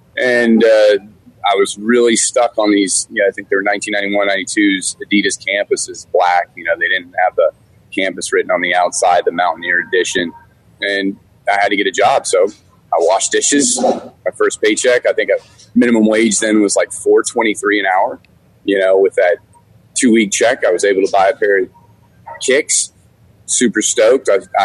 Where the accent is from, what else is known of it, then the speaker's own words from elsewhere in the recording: Germany; also born or lived in Washington, D.C., United States; as a kid, we traveled a lot, you know, growing up in Germany and then DC.